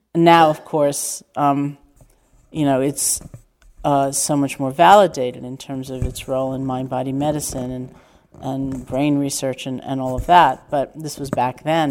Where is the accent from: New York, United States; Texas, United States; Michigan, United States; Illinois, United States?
New York, United States; New York City; growing up in New York City